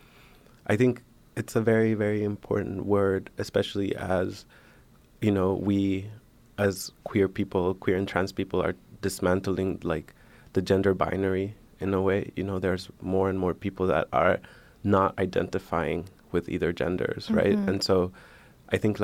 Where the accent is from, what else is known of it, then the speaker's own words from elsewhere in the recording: Washington, District of Columbia, United States; I'm Honduran, but I grew up in Washington, D.C.